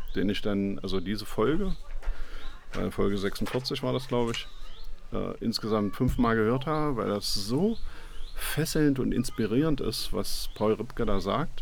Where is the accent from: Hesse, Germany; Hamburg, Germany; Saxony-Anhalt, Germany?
Saxony-Anhalt, Germany; Magdeburg; ich bin Magdeburger